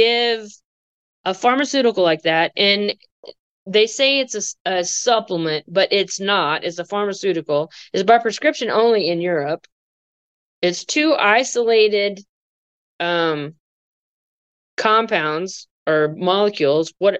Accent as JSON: {"language": "English", "region": "Texas", "country": "United States", "said": "I'm from Texas."}